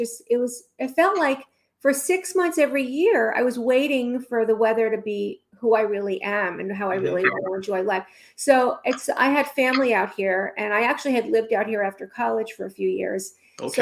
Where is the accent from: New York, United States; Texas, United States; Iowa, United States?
New York, United States; now in Los Angeles, United States; I'm from New York